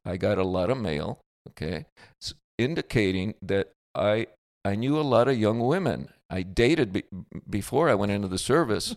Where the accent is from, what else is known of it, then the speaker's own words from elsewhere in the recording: California, United States; accent: California; I'm from California